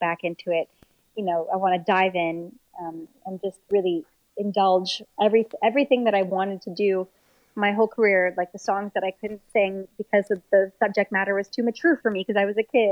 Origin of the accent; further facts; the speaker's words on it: Montreal, Quebec, Canada; my hometown of Montreal